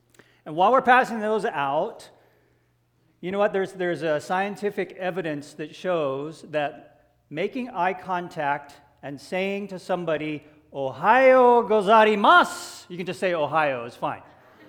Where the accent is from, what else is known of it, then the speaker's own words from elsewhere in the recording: Hawaii, United States; We got to spend a lot of time with Grandma and Grandpa growing up in Hawaii.